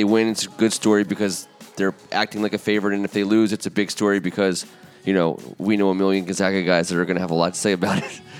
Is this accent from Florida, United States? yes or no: no; Prince Frederick, Maryland, United States; I grew up on the Bay. I grew up down in Prince Frederick, North Beach, Chesapeake Beach, down by Rod and Reel.